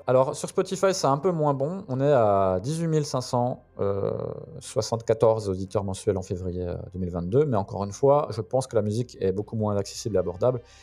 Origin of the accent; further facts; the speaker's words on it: Belfort, Bourgogne-Franche-Comté, France; ma ville natale de Belfort